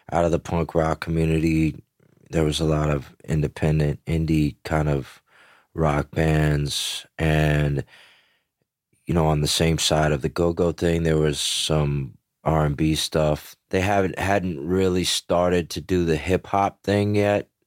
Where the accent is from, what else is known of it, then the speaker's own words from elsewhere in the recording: Memphis, Tennessee, United States; born there; also born or lived in Greenville, Mississippi; I was born in Memphis, Tennessee, and, and moved to Greenville, Mississippi. And my father's side of the family was in a small town in Texas called Vernon.